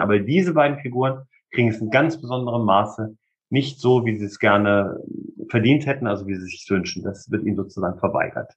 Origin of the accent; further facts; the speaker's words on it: Hameln, Lower Saxony, Germany; meine Heimatstadt Hameln